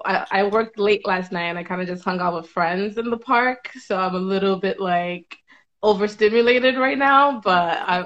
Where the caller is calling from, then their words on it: New York, United States; I'm in New York, and like New York is partially open.